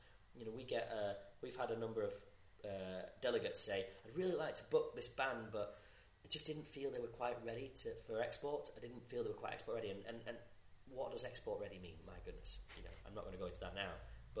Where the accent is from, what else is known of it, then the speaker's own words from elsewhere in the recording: Scotland, United Kingdom; when you're growing up in Scotland especially, you're immersed in folk music or those traditional tunes